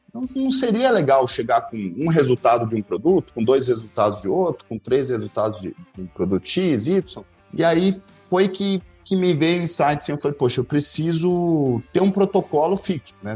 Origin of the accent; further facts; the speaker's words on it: Campo Grande, Mato Grosso do Sul, Brazil; moved away as an adult; also born or lived in Itapeva, São Paulo / Dourados, Mato Grosso do Sul; now in Cascavel, Brazil; Eu sou de Campo Grande, Mato Grosso do Sul